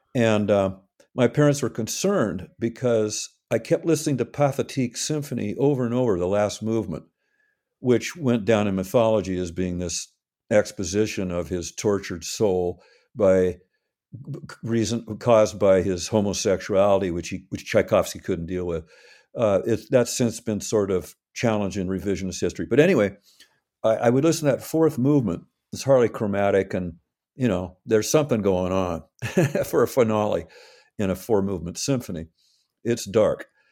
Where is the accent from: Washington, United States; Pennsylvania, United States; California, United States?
Washington, United States; Seattle; I grew up in Seattle, I arrived here in early nineteen fifty, born in a little town nearby